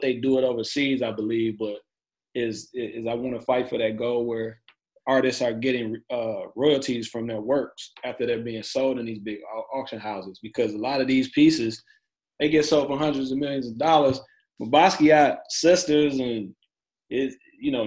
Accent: Pontiac, Michigan, United States; now in Cleveland, United States; I'm living in Cleveland, Ohio right now, and I'm originally from Pontiac, Michigan

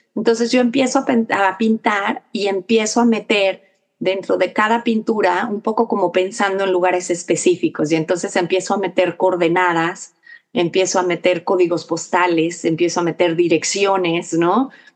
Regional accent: Mexico; also born or lived in New York; now in Texas, United States; nosotros también como mexicanos viviendo aquí

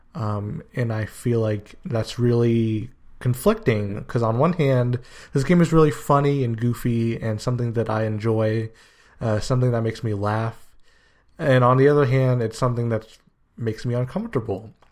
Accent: United States; also born or lived in Guyana (ancestry); I was born in the States, so I'm kind of the first generation of my family to live in America

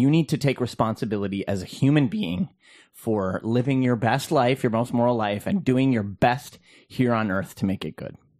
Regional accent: Minnesota, United States; as a Minnesotan

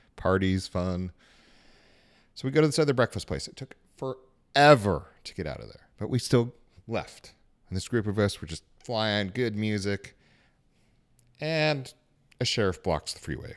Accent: Salt Lake City, Utah, United States; moved away; also born or lived in California; I was born in California, grew up in Salt Lake City

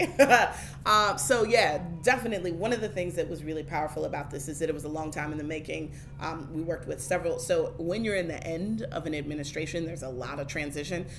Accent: Oakland, California, United States; moved away as an adult; also born or lived in Washington, D.C.; now in Baltimore, United States; the neighborhood and the community that I grew up in in Oakland

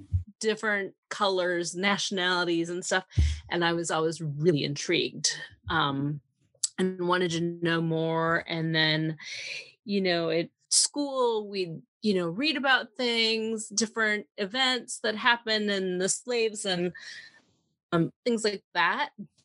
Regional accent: Minnesota, United States; You know, the area that I grew up in was rural southern Minnesota, and it was rare to see a person of another color.

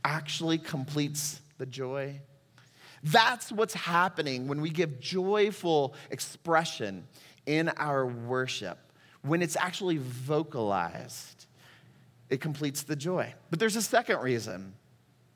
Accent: Texas, United States; moved away as an adult; also born or lived in Puerto Rico; Amanda and I are both native Texans

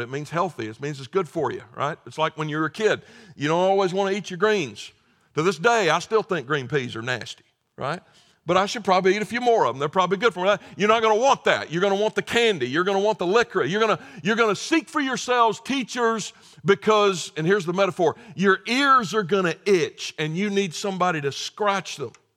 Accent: the South, United States; growing up in the South

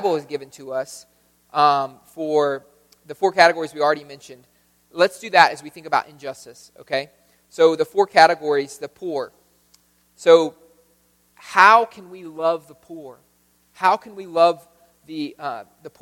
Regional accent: United States; in America, just by being American

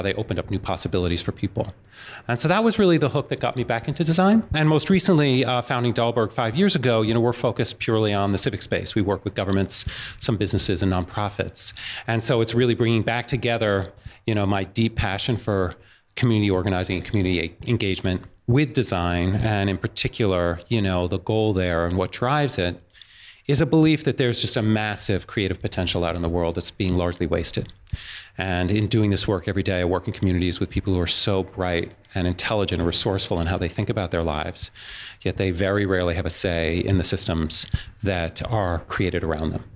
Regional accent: New York, United States; growing up in New York

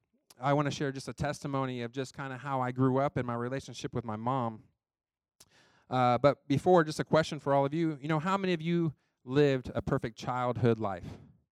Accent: United States; I grew up in Johnson County

